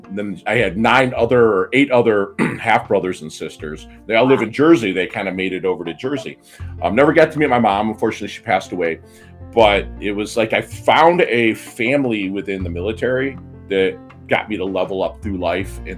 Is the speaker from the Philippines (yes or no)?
yes; Philippines; born there; And I was born in 1972 in the Philippine Islands.